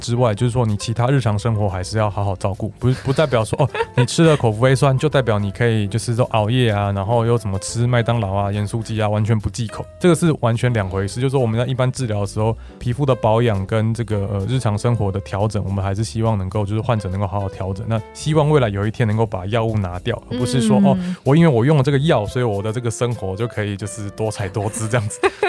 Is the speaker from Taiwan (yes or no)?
yes; Taiwan; 那其实一般来说，我们台湾人不一定要吃到这么高的剂量。